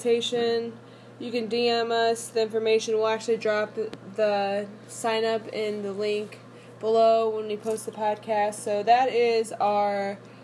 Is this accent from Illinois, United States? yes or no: yes; Delavan, Illinois, United States; Delavan, Illinois, which is my hometown